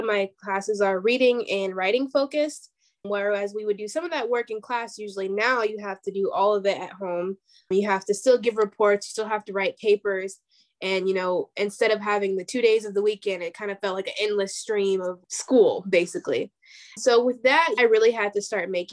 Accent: Mulberry Grove, Illinois, United States; moved away as an adult; also born or lived in Chicago, Illinois; now in Mankato, United States; I am from Illinois, actually, in a very small town in Illinois called Mulberry Grove

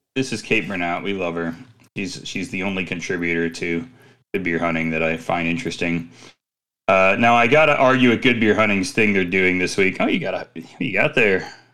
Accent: Midwest, United States; I'm from the Midwest

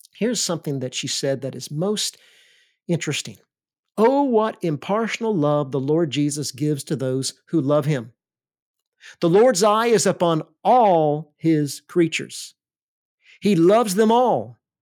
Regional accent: Alabama, United States; I grew up in Alabama

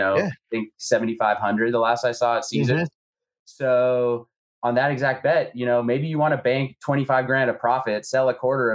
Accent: Bay Area, California, United States; I grew up in the Bay Area

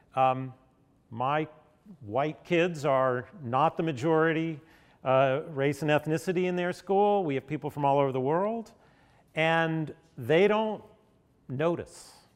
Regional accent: Nashville, Tennessee, United States; I grew up in Nashville, not so far from here, right in the post desegregation era

